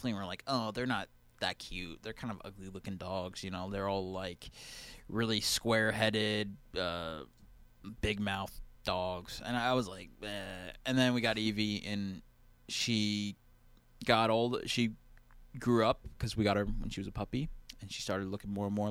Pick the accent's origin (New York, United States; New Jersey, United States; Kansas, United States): New Jersey, United States; I'm from New Jersey